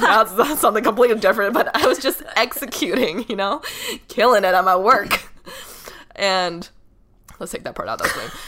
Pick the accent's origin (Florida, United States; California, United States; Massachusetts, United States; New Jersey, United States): Massachusetts, United States; Boston; my hometown of Boston